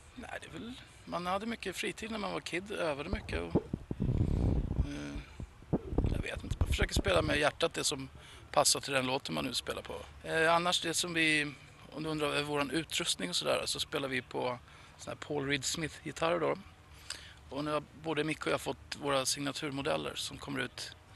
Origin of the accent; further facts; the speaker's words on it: Sweden; hemma i Sverige